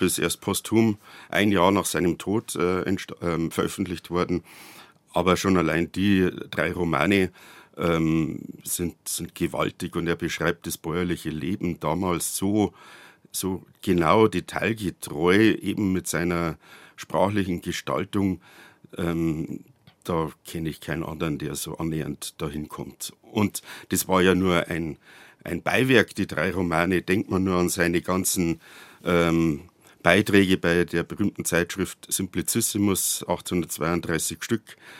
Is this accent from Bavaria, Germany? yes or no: yes; Munich, Bavaria, Germany; now in Bad Tölz, Germany; neunzehnhundertneunundsechzig in München geboren, wasch echtes Münchner Kindl, bin ich ja stolz drauf